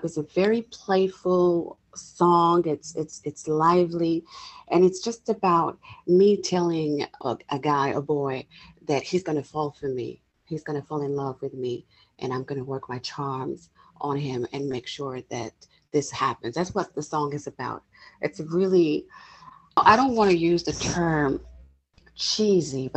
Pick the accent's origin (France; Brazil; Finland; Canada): France; also born or lived in England / United States; now in Los Angeles, United States; I was born and raised in France. I lived in England for many years. I have now been in the States for 8 years.